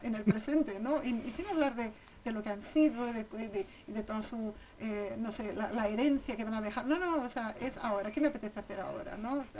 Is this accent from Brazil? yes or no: yes; São Paulo, Brazil; moved away as an adult; now in Segovia, Spain; crecí ahí, salí de Sao Paulo con 30 años, pero estuve toda, toda mi infancia